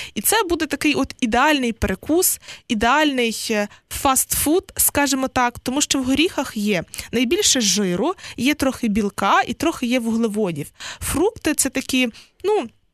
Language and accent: Ukrainian; Western Ukraine, Ukraine; на Західній Україні, так точно, звідки я родом